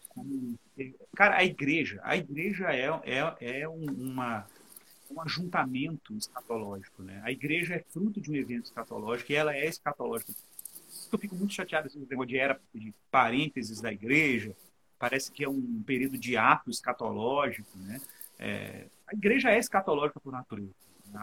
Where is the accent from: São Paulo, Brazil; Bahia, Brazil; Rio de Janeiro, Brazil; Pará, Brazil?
Rio de Janeiro, Brazil; Cabo Frio; Um beijo pro Luciano, um beijo pro Everson, o pessoal da minha terra.